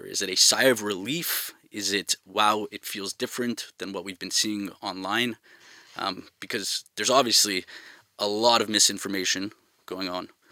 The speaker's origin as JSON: {"language": "English", "town": "Montreal", "region": "Quebec", "country": "Canada", "moved": "as an adult", "lives_now": "Tel Aviv, Israel", "said": "I'm from Montreal."}